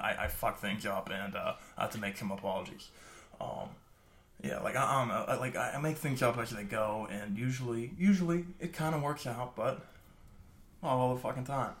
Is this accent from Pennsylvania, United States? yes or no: yes; Ellwood City, Pennsylvania, United States; also born or lived in Beaver Falls; born and raised in Elwood